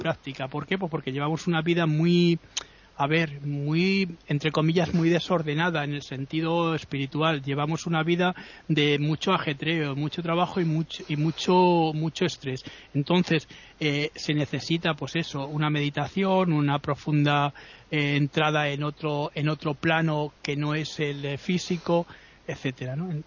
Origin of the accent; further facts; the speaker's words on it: Spain; ¿de dónde soy? digo somos españoles